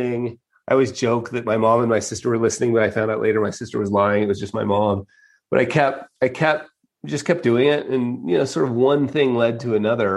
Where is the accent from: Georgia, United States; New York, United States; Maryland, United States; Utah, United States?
Utah, United States; moved away; also born or lived in Las Vegas; born and raised in Utah